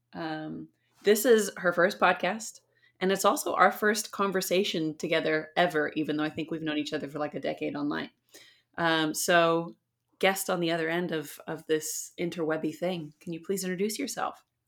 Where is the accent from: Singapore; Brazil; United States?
United States; San Diego, California; moved away as an adult; now in Auckland, New Zealand; I'm from San Diego in California